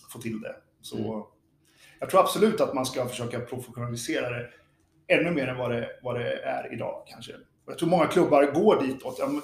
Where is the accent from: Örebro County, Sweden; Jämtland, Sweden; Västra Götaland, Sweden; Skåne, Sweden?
Örebro County, Sweden; Örebro; moved away; also born or lived in Lidingö; vi var från Örebro.